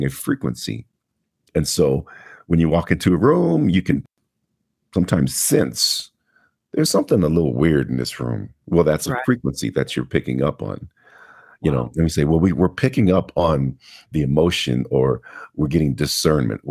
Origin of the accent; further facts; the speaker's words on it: Denver, Colorado, United States; I was born here in Denver, Colorado, and raised in Denver